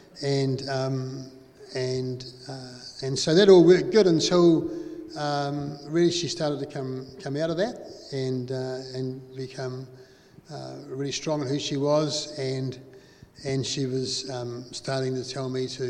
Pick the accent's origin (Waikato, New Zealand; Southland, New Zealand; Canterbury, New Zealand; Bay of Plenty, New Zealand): Canterbury, New Zealand; Christchurch; Growing up in Beckenham, we had plenty of friends around the area